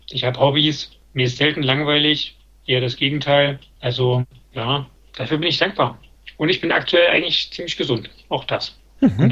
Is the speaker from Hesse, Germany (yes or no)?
no; Naunhof, Saxony, Germany; In Nauenhof in Sachsen.